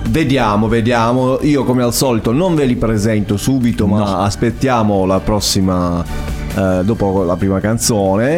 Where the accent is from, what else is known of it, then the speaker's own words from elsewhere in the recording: Altamura, Apulia, Italy; io vengo da Altamura